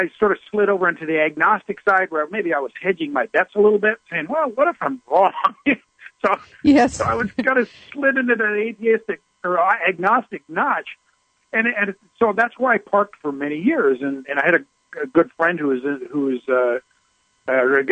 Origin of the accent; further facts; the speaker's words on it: Midwest, United States; I was raised down in the Midwest, and in the Bible Belt, religion was everywhere.